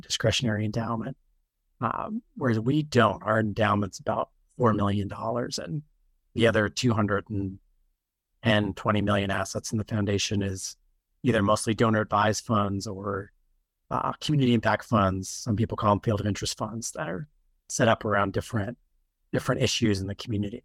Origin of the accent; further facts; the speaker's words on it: Utah, United States; moved away as an adult; I wasn't born in Utah, but I, I grew up there as a kid for the most part.